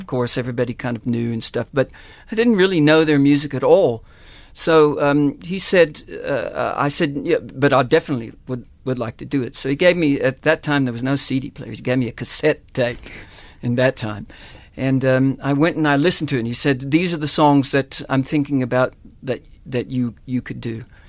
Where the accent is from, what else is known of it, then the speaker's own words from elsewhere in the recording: Texas, United States; moved away as an adult; now in South Africa; That's where I was born and raised in Texas